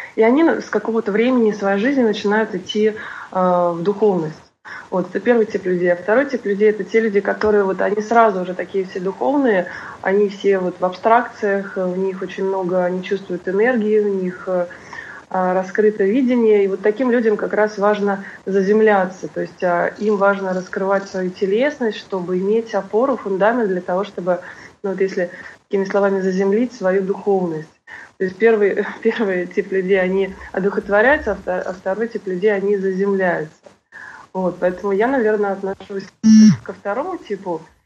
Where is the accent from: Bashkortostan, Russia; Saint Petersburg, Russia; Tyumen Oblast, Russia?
Saint Petersburg, Russia; moved away as an adult; now in Moscow, Russia; Вообще я родилась в Петербурге и всю жизнь прожила там, э, и где-то около шести лет назад я решила уехать в Москву